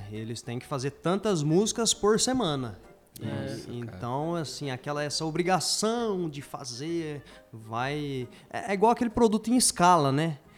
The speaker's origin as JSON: {"language": "Portuguese", "town": "Dourados", "region": "Mato Grosso do Sul", "country": "Brazil", "also_born_or_lived": "Paraná", "said": "eu vim do Paraná, onde eu morei 10 anos lá, e daí voltei para Dourados. É, sempre tive ideia de voltar para Dourados, então vim, vim contente de estar tá voltando."}